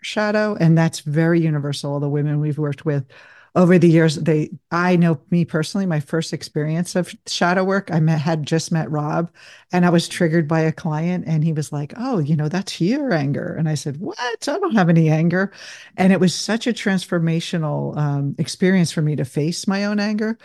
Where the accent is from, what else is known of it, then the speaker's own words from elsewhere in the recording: New Jersey, United States; moved away as an adult; also born or lived in Denver; I grew up in New Jersey